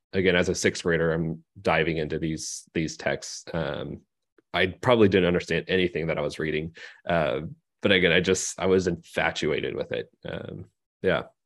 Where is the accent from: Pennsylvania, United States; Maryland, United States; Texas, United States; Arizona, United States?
Arizona, United States; Phoenix; moved away as an adult; also born or lived in Seattle, Washington; now in Bakersfield, United States; I grew up in Phoenix